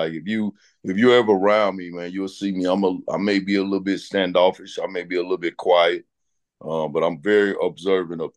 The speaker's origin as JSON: {"language": "English", "region": "Arkansas", "country": "United States", "tie": "born or raised there", "moved": "yes", "said": "Arkansas is my home, you know, my home state"}